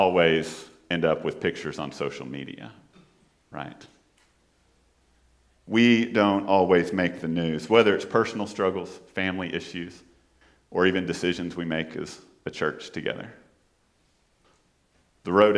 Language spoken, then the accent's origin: English; Fort Worth, Texas, United States; also born or lived in Houston; I'm from Fort Worth and not from Dallas